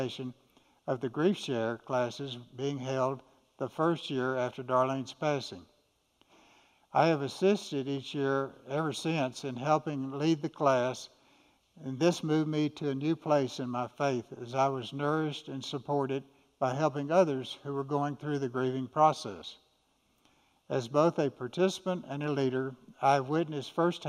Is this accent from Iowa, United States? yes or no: no; Austin, Texas, United States; I was born in 1941 in Austin. and grew up attending church